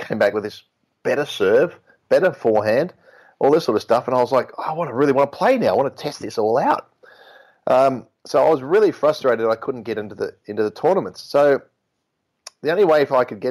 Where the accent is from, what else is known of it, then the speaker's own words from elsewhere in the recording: Melbourne, Victoria, Australia; moved away as an adult; now in Europe; I grew up in Melbourne